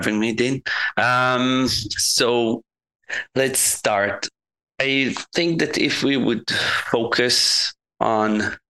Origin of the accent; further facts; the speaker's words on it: Israel; I'm from Israel.